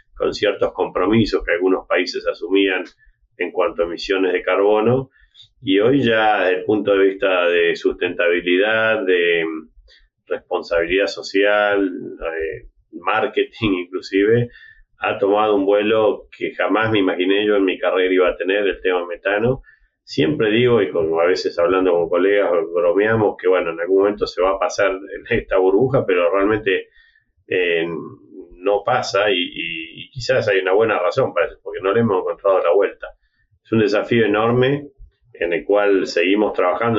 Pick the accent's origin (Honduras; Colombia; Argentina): Argentina; City Bell, Buenos Aires Province; moved away as an adult; also born or lived in Minnesota, United States; originalmente soy de Citibel, una, localidad cerca de La Plata, estudié agronomía en la Universidad de La Plata